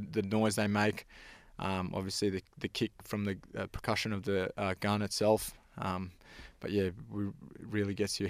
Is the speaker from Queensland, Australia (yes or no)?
yes; Thursday Island, Queensland, Australia; I'm Torres Strait Island. I grew up on Thursday Island.